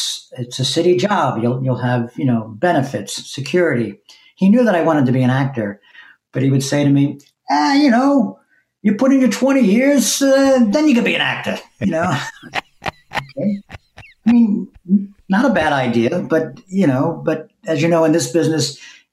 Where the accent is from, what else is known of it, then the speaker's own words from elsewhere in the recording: Long Island, New York, United States; also born or lived in Brooklyn, New York / East Village, New York; I was born in Brooklyn, and then we moved to Long Island when I was eight. So I spent my real formative years in Long Island